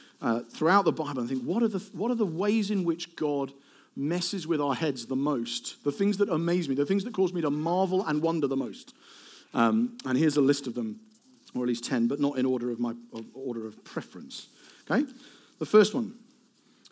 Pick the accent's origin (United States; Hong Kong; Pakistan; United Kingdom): United Kingdom; Eastbourne, South East England; I'm from Eastbourne.